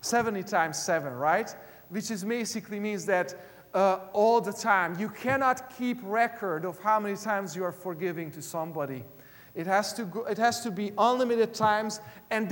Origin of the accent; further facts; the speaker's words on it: Hungary; English is a second language; moved away; When I was in elementary school and even in high school back in Hungary, I am originally from Eastern Europe